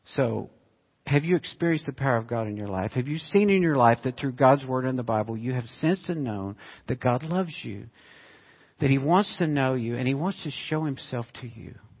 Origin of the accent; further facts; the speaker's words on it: United States; I grew up in Arkansas, Oklahoma.